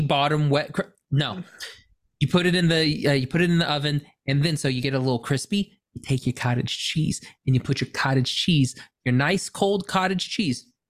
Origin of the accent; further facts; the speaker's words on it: Oklahoma, United States; I'm from Oklahoma